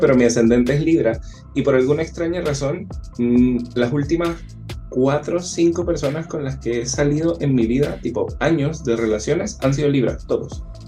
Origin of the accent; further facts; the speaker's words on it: Chile; Acá en Chile, como el inglés no es nuestro primer idioma